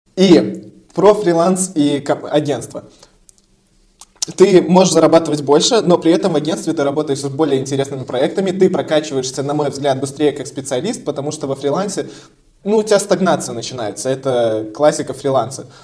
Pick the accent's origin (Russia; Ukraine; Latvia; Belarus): Belarus; я тоже белорус